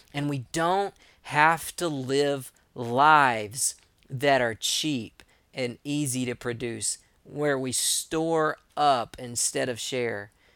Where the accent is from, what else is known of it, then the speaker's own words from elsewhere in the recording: East Texas, United States; I'm from East Texas